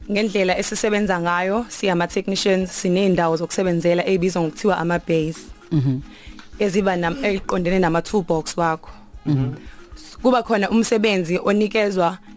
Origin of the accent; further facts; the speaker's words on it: Newcastle, KwaZulu-Natal, South Africa; ekhaya ise Newcastle section 4